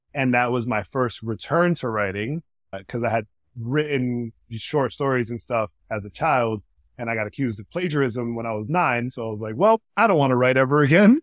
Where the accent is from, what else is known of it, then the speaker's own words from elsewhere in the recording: New York City, New York, United States; also born or lived in Washington Heights / Providence, Rhode Island; I grew up, um, here in the Bronx. I was here until I was about nine, ten years old. And then we moved to Providence, Rhode Island